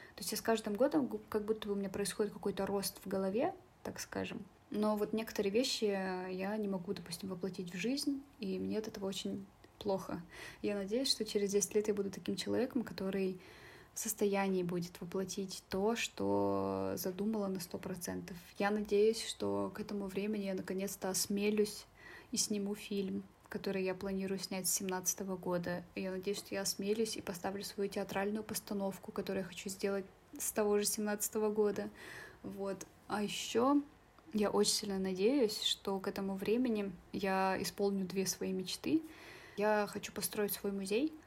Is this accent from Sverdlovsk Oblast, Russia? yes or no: yes; Yakshina, Sverdlovsk Oblast, Russia; now in Nizhny Tagil, Russia; я художница из деревни Якшина